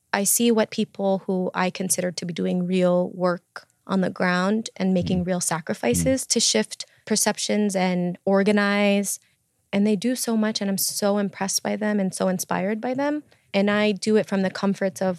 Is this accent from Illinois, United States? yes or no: yes; Chicago, Illinois, United States; I'm from Chicago